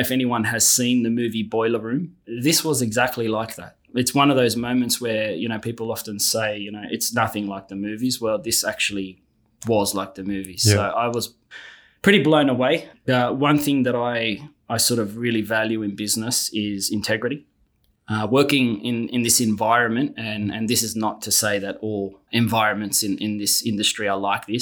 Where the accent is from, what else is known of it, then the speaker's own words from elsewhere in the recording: Sydney, New South Wales, Australia; Born and raised in Sydney, son of immigrant parents.